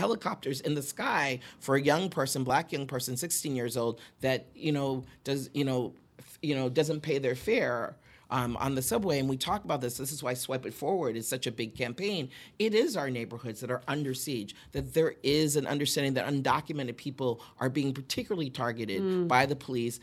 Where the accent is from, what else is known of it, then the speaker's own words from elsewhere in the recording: Boston, Massachusetts, United States; now in New York, United States; I'm originally from Boston